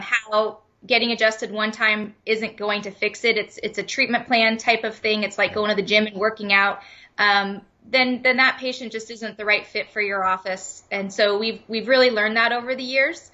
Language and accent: English; Leamington, Ontario, Canada; moved away as an adult; also born or lived in Erie, Pennsylvania / Phoenix; I am originally from Leamington, Ontario. So I, I was born and raised in Canada, the most southern town in Canada, right on Lake Erie